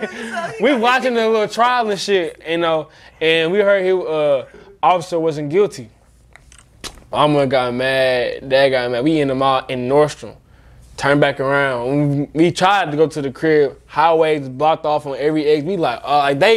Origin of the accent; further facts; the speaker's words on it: St. Louis, Missouri, United States; I'm from St. Louis